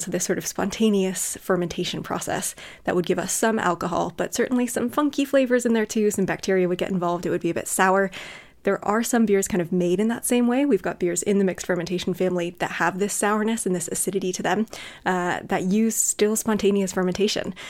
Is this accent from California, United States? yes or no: yes; California, United States; moved away as an adult; now in United Kingdom; Where I grew up in California